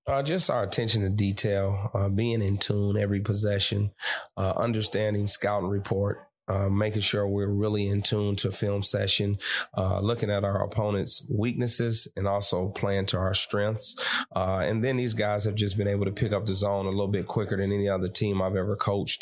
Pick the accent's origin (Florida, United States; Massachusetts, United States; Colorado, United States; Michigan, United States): Michigan, United States; Detroit; from my hometown